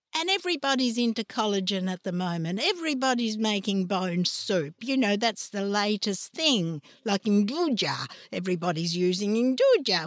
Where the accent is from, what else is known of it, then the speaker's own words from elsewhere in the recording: Trieste, Friuli-Venezia Giulia, Italy; moved away; also born or lived in Ragusa, Sicily; I was brought up in, in Trieste